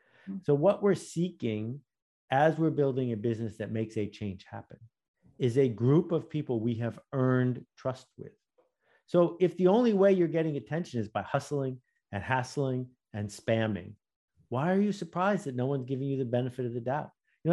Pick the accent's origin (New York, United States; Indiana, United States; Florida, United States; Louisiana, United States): New York, United States; Buffalo; I grew up in Buffalo, New York, and that was the headquarters of Fisher-Price